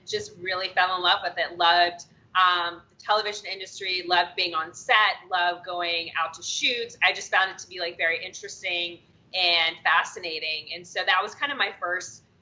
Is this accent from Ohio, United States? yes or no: yes; Cincinnati, Ohio, United States; moved away as an adult; also born or lived in upstate New York / Washington, D.C.; now in Los Angeles, United States; I'm originally from Cincinnati, Ohio